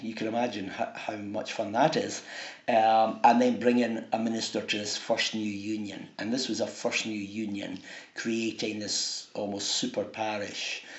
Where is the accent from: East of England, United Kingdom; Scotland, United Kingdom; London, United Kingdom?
Scotland, United Kingdom; Dunfermline; I come from Dunfermline